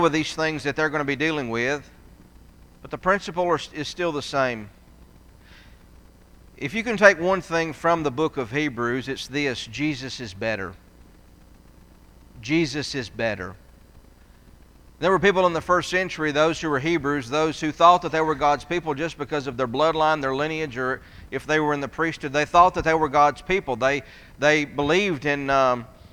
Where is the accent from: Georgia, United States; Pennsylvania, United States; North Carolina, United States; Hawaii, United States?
Georgia, United States; North; I grew up in North Georgia